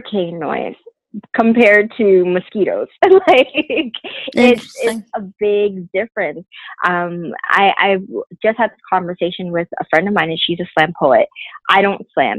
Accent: Brampton, Ontario, Canada; I'm originally from Brampton

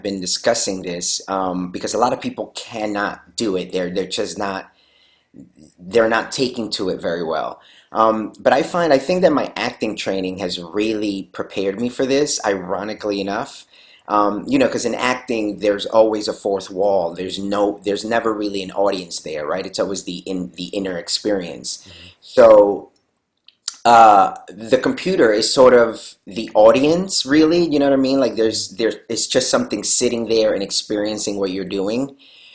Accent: New York City, New York, United States; moved away as an adult; also born or lived in Lima, Peru; now in Los Angeles, United States; So I was born and raised in Lima, Peru. And then I was there till I was 7. And then I moved to New York City

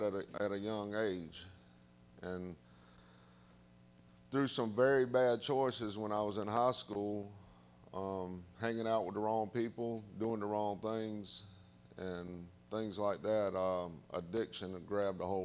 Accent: the South, United States; accent: southern; my southern accent

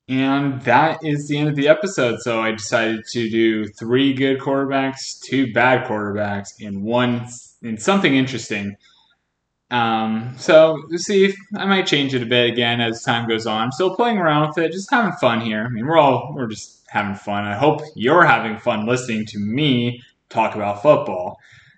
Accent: Sacramento, California, United States; moved away; I'm from originally from Sacramento, California

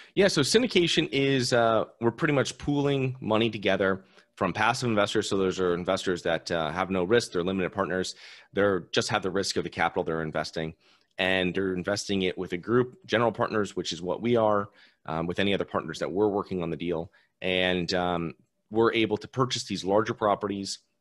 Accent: Connecticut, United States; now in Florida, United States; I'm originally from Connecticut, a very tenant friendly state

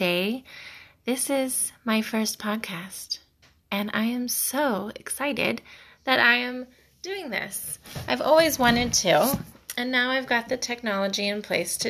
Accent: Mount Vernon, Ohio, United States; also born or lived in Sumbawa, Indonesia / Florida; I am from Mount Vernon, Ohio

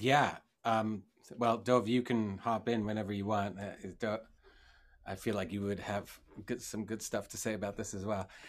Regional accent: Israel; I grew up in Israel

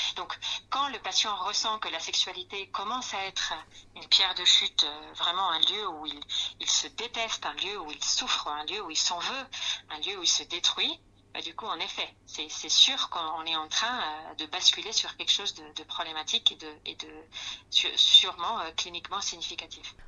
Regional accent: Spain; accent: Spanish; French is a second language; moved away as an adult; now in France; suis d'origine espagnole. Peut-être vous le ressentez par mon accent

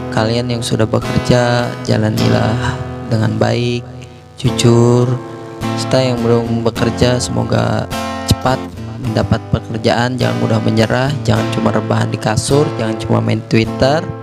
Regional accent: Banten, Indonesia; moved away; Gua asalnya dari Banten

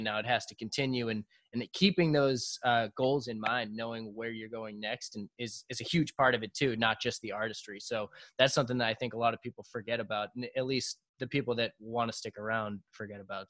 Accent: South Shore, south of Boston, Massachusetts, United States; we're from South Shore, south of Boston

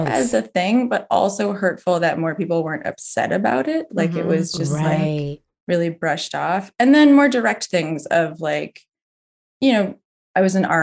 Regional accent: Berkeley, California, United States; now in Somerville, United States; I grew up in Berkeley, California

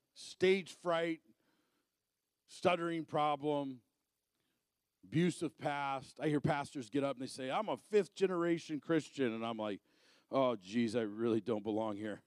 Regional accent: Arizona, United States; moved away; I'm originally from Arizona.

